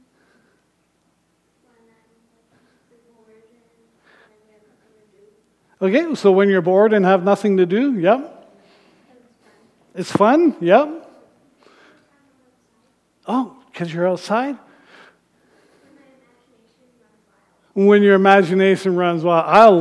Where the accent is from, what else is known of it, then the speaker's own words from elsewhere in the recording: Thunder Bay, Ontario, Canada; I grew up in Northern Ontario in Thunder Bay